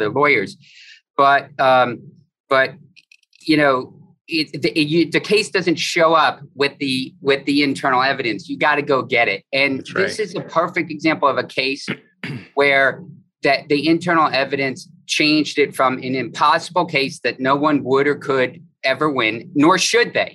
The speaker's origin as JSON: {"language": "English", "town": "Fort Lauderdale", "region": "Florida", "country": "United States", "said": "I'm from Fort Lauderdale"}